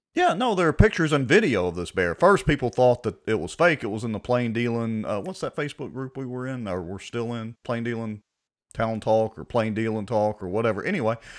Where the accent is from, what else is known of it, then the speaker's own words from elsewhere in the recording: Ruston, Louisiana, United States; I'm graduated from Ruston High